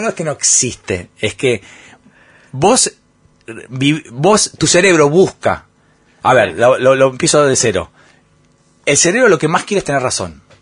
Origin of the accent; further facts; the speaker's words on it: Argentina; moved away as an adult; los argentinos nos quejamos